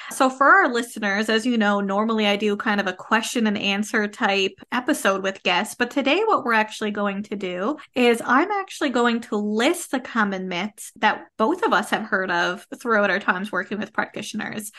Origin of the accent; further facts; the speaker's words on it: Canada; I am a Canadian social worker